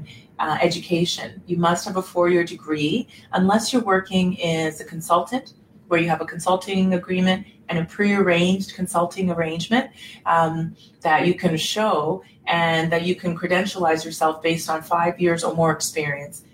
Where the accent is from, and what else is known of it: Canada